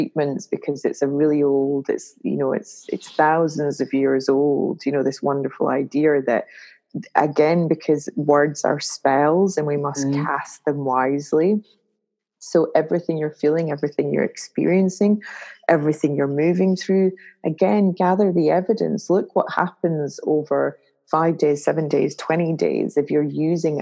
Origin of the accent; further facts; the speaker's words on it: Glasgow, Scotland, United Kingdom; I'm a Glaswegian from Scotland